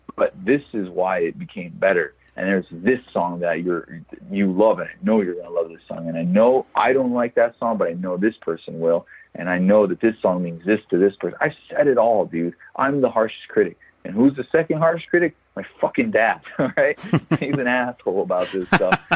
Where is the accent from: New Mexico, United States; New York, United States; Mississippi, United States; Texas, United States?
Texas, United States; El Paso; El Paso, my hometown